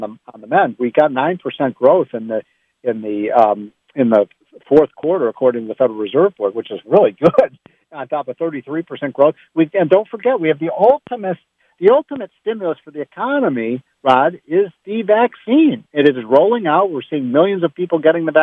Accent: Chicago, Illinois, United States; I'm from Chicago.

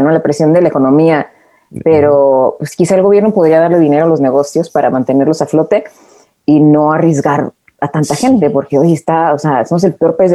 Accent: Mexico City, Mexico; Éramos como friends, chilangos.

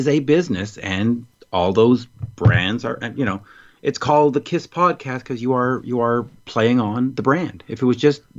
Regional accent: Montreal, Quebec, Canada; Montreal. I've always lived here.

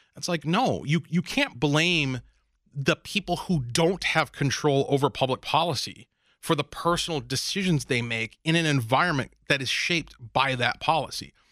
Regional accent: Minnesota, United States; my hometown here in Minnesota

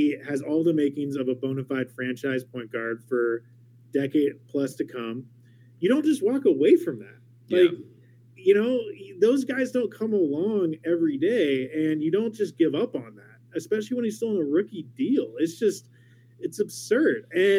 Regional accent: Portland, Oregon, United States; I'm from Portland. I grew up a Blazers fan.

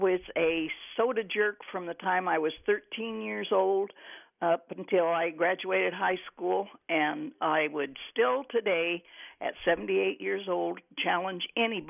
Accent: Indiana, United States; I worked at a little shop in the town I grew up in Indiana, 200 people.

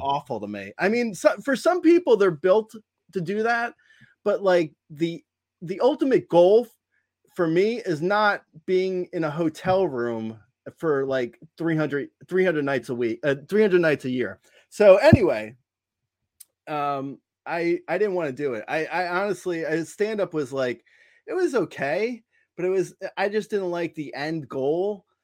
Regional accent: New Jersey, United States; moved away as an adult; also born or lived in Long Island / Boston / Los Angeles; I grew up in Jersey, uh, and, and family moved to Long Island when I was in college, but I, I, so I go home to Long Island now, but I grew up in Jersey

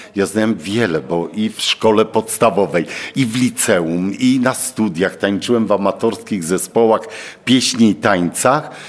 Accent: Bielsko-Biała, Silesian Voivodeship, Poland; also born or lived in Koszęcin; Ja urodziłem się w Bielsku Białej, czyli u mnie się nie godo

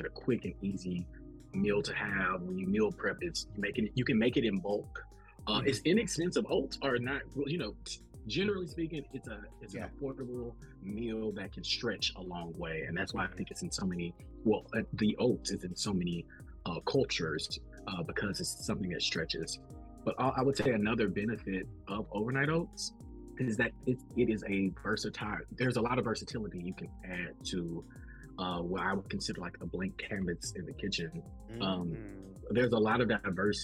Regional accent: the South, United States; I'm from the South

